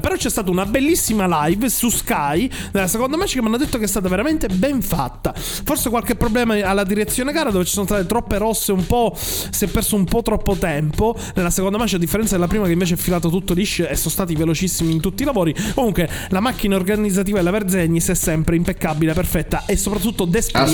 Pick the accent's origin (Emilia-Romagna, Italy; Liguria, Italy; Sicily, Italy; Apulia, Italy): Sicily, Italy; io da siciliano